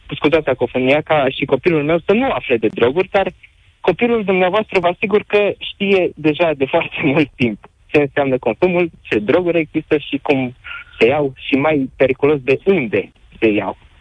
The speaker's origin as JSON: {"language": "Romanian", "town": "Reșița", "region": "Caraș-Severin County", "country": "Romania", "said": "sunt din Reșița"}